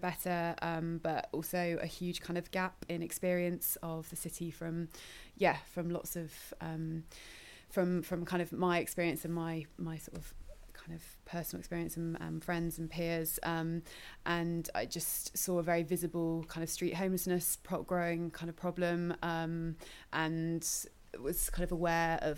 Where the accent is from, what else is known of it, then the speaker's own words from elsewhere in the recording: Bristol, South West England, United Kingdom; moved away as an adult; I'm from Bristol, originally I grew up here.